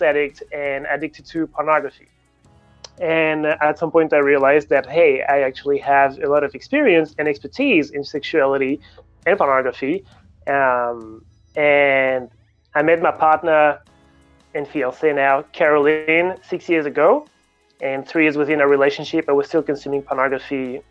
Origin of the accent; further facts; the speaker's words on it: Paris, Île-de-France, France; moved away as an adult; also born or lived in Sydney, Australia; I'm French originally. I grew up in Paris and uh, studied physics in Paris